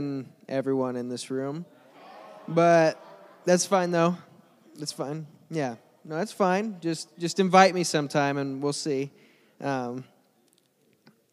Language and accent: English; Mount Vernon, Illinois, United States; I'm from Mount Vernon, Illinois, not too far from here. I grew up there.